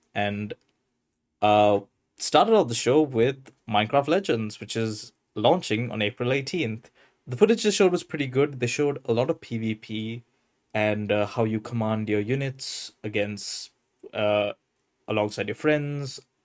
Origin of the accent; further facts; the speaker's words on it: Sri Lanka; my home country